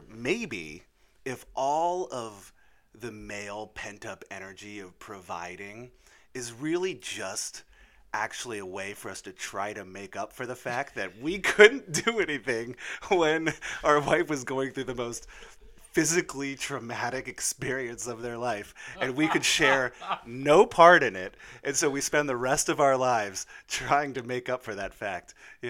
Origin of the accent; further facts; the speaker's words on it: Monterey, California, United States; born there; I know I was born in Monterey out in California. My dad was stationed out there.